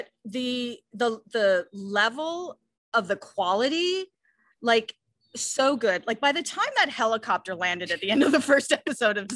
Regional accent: Canada; I'm Canadian

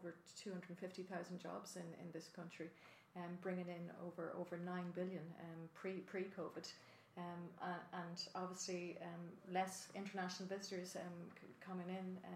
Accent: County Monaghan, Ireland; moved away; I'm originally from County Monaghan, even though I represent Dublin Rathdown

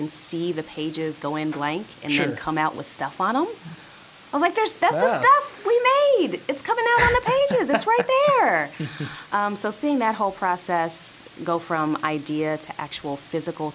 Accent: Forest Park, Ohio, United States; I grew up in Forest Park in the suburbs.

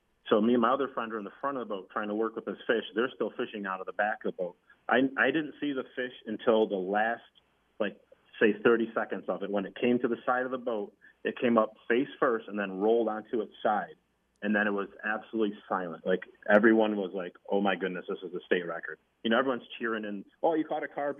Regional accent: North Wolcott, New York, United States; now in Macedon, United States; I grew up in North Wilkins, so we were out on Larkins Bridge and Fairhaven State Park

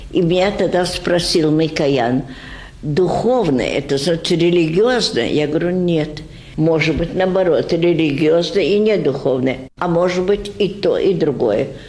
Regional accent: Russia; moved away; also born or lived in India / Argentina; я родилась в России, и я русская.

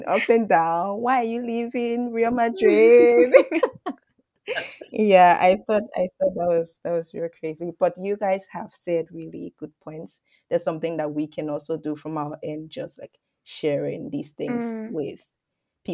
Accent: Liberia; moved away; I come from Liberia, and until I went to school outside of Liberia

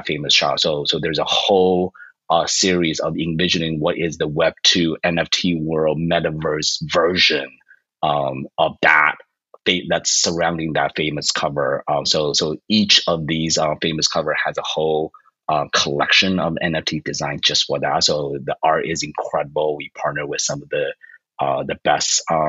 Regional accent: Arizona, United States; I growing up in Arizona, you know, throughout high school

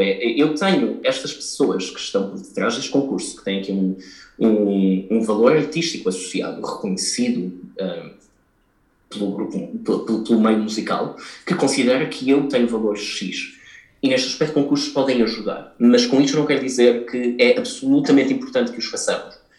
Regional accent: Portugal; Nós, como portugueses

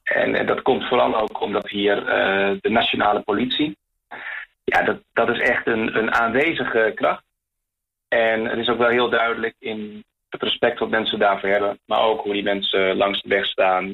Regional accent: Netherlands; now in Chile; als Nederlander

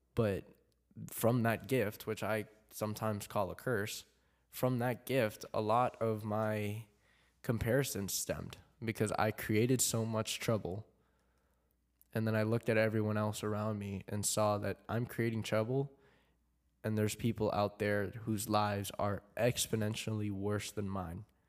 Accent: Philippines; I'm, I'm Filipino

